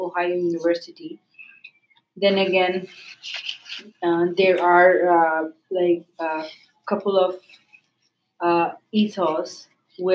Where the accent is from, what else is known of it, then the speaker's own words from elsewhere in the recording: Bangladesh; now in Canada; I am a lady from South Asia. I am a Bangladeshi Canadian